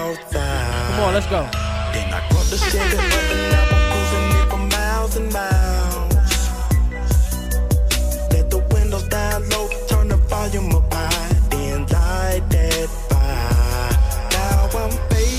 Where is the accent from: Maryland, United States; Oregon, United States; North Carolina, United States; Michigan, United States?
North Carolina, United States; Charlotte; I'm from Charlotte